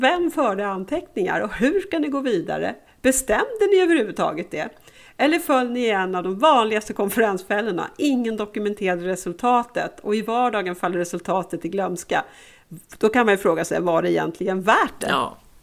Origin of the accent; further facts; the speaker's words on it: Sweden; Som blond svensk